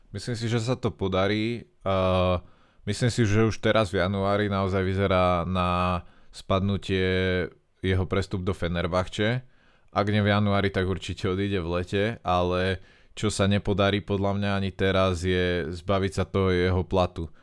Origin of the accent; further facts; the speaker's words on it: Slovakia; sme Slováci